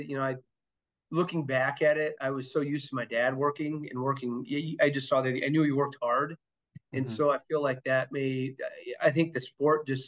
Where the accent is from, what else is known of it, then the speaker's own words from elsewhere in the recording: Emmetsburg, Iowa, United States; I was born and raised in Emmitsburg